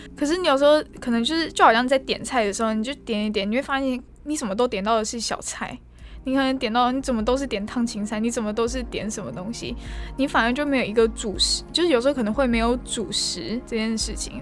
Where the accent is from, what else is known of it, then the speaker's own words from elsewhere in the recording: Taoyuan, Taiwan; moved away as an adult; now in Tainan, Taiwan; 因为我是桃园人，所以我们就是跑那种什么桃友会那样子